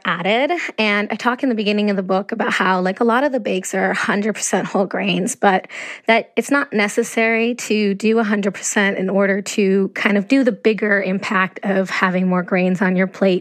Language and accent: English; Ecuador; moved away; I grew up in Ecuador